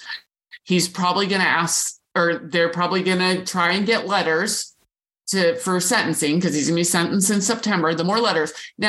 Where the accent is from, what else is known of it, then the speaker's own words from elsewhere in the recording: Portland, United States; I grew up in Portland